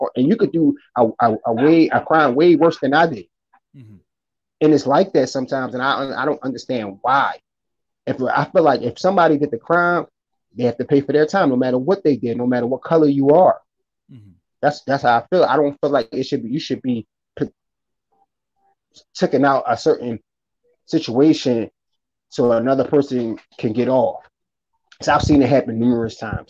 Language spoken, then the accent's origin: English; Philadelphia, Pennsylvania, United States; I'm from Philadelphia